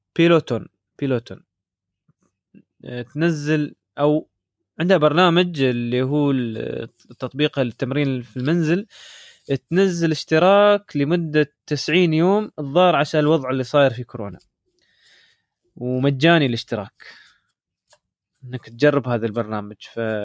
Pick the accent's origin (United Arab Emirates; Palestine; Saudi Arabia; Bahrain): United Arab Emirates; Dubai; عندنا في دبي